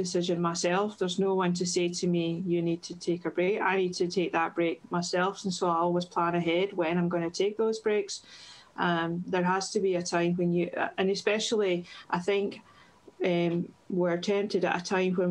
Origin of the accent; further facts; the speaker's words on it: Irvine, Scotland, United Kingdom; moved away as an adult; now in Barrhead, United Kingdom; I'm originally from Irvine in Ayrshire. Grew up there